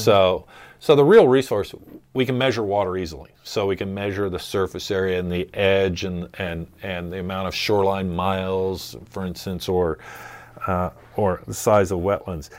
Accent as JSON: {"language": "English", "area": "just north of Annapolis", "region": "Maryland", "country": "United States", "tie": "born or raised there", "also_born_or_lived": "Kansas", "moved": "as an adult", "said": "growing up on the Chesapeake Bay"}